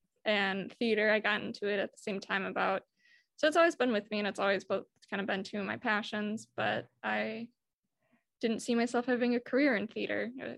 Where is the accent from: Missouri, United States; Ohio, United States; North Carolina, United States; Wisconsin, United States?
Wisconsin, United States; Horicon; I'm originally from Horicon, Wisconsin. It's about an hour north, a little bit over an hour of Milton.